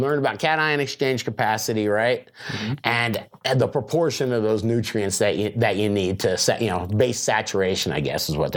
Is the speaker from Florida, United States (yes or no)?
yes; Florida, United States; I'm from Florida